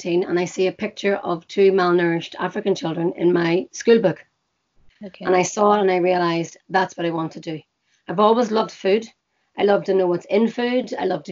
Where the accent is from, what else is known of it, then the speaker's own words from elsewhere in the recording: Belfast, Northern Ireland, United Kingdom; I live and I was born in Belfast